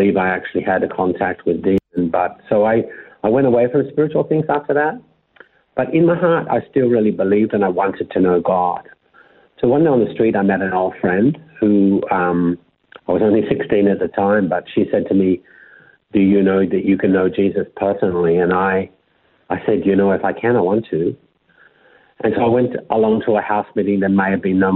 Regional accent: Melbourne, Victoria, Australia; moved away as an adult; I was born and raised in Melbourne

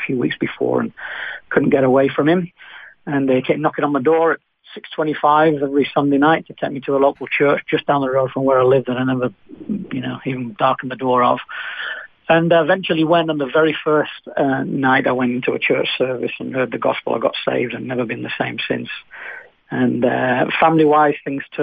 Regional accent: Manchester, North West England, United Kingdom; accent: British; moved away as an adult; also born or lived in Nottingham / Spain; now in Australia; I was born in Manchester, England. It's the city in the north of England

